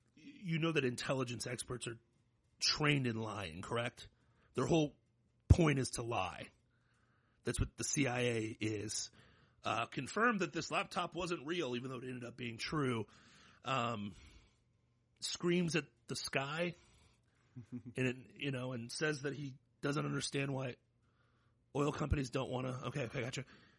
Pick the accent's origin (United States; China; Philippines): United States; Florida; I'm proud to be a Floridian